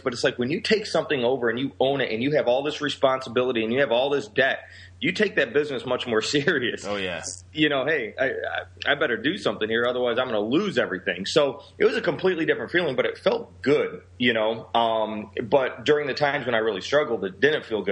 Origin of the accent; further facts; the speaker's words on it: Rockford, Illinois, United States; also born or lived in Seattle / Chicago area; I'm from Rockford, Illinois, which is considered by Forbes magazine the third worst city to live in in the entire United States